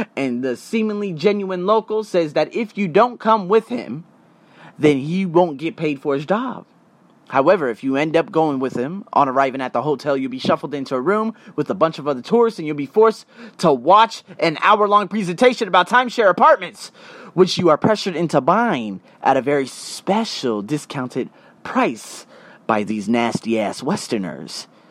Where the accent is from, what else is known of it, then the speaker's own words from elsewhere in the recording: United States; as an American